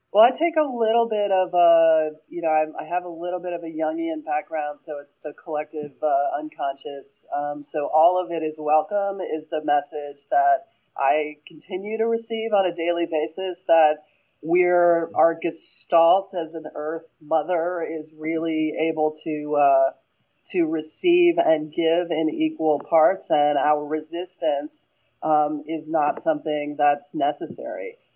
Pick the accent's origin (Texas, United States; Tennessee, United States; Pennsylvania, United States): Pennsylvania, United States; I'm from Pennsylvania, so you know our Philly